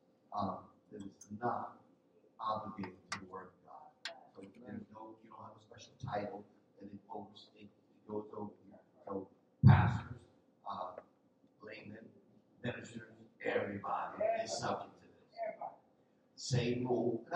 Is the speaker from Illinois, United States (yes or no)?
no; Philadelphia, Pennsylvania, United States; I'm from North Philly, right? Which means I wasn't raised.